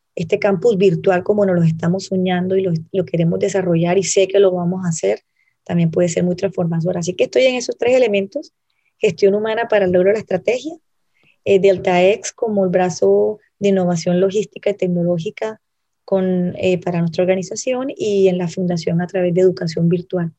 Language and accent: Spanish; Cartagena, Bolívar, Colombia; como cartagenera, como colombiana